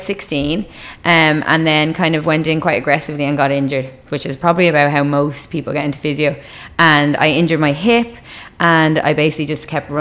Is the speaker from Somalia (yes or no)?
no; Dublin, Leinster, Ireland; accent: Irish; I grew up in Dublin, so I'm from the north side of Dublin.